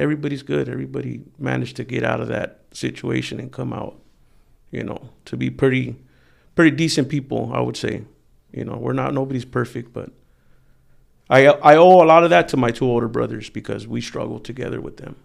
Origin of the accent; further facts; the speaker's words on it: Wilmington, California, United States; I grew up in Wilmington